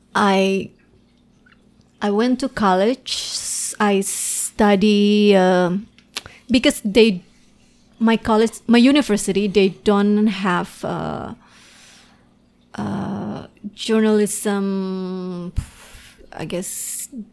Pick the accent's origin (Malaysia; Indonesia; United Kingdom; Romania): Indonesia; English is a second language; moved away as an adult; now in United States; when I was still in Indonesia